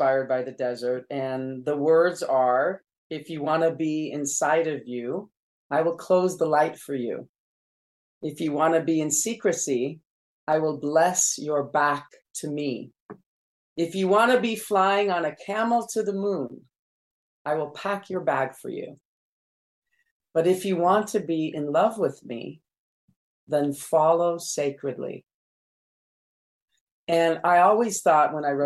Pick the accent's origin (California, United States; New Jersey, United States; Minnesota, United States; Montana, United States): California, United States; also born or lived in Jerusalem; I was born in Jerusalem and raised in California in the desert.